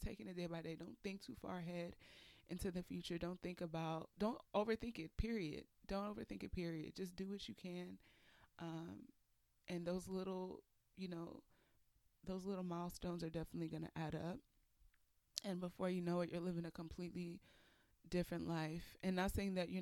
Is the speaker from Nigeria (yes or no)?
yes; Nigeria; I'm Nigerian